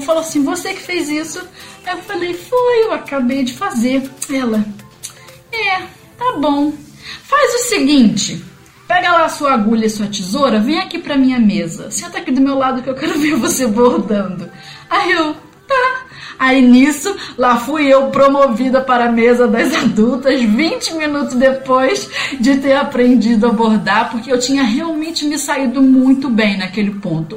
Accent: Rio de Janeiro, Brazil; moved away as an adult; now in Santiago, Brazil; Eu sou carioca do Rio de Janeiro e moradora de Realengo

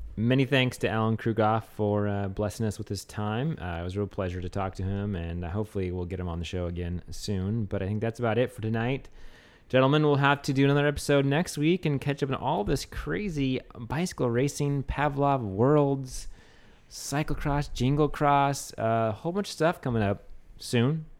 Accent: the Northwest, Pacific Northwest, United States; now in New Orleans, United States; I'm from the Northwest

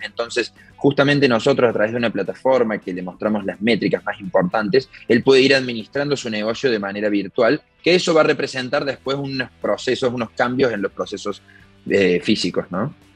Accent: Córdoba, Argentina; somos tres socios de Córdoba, Argentina, una, una ciudad en el centro del país.

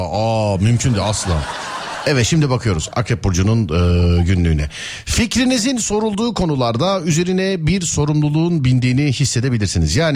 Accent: Samsun, Turkey; Denizli, Samsunluyum.

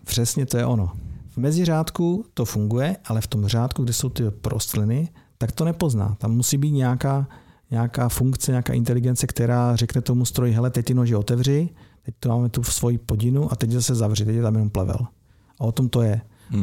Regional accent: Opava, Moravian-Silesian Region, Czechia; Já jsem z Opavy

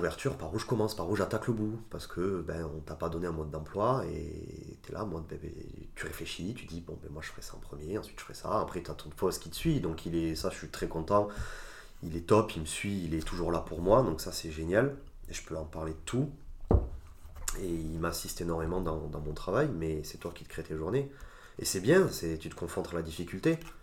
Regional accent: France; also born or lived in Italy; j'ai grandi en France, de parents et d'éducation italienne

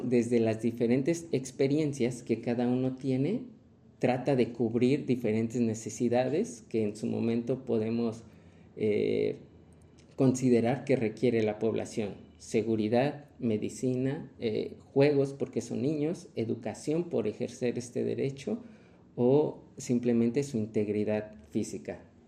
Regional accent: Mexico; como mexicanos

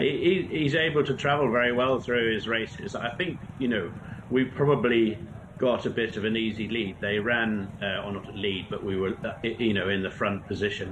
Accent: Norfolk, East of England, United Kingdom; now in Banbury, United Kingdom; my hometown

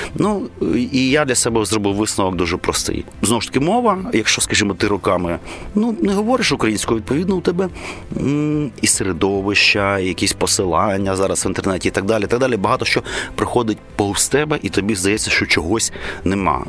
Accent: Kyiv, Ukraine; я киянин корінний

